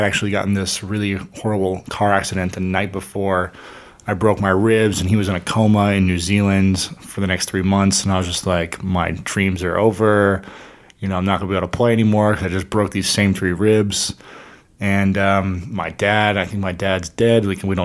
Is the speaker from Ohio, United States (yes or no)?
yes; Delaware, Ohio, United States; now in Los Angeles, United States; I am from a small town of Delaware, Ohio. It was about 20,000 people when I was growing up